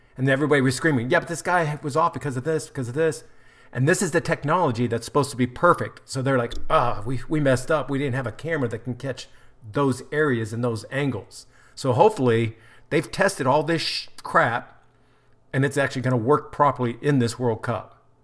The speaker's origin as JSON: {"language": "English", "country": "United States", "said": "as the American"}